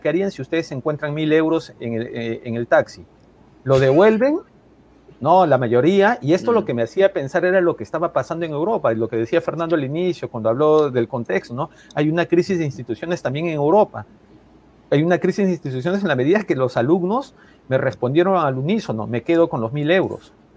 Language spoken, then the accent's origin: Spanish; Peru; Soy peruano